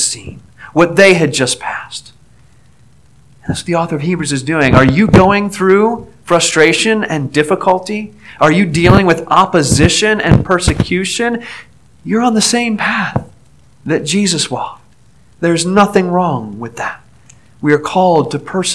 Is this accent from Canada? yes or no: no; Aliquippa, Pennsylvania, United States; moved away; my hometown near Pittsburgh, Aliquippa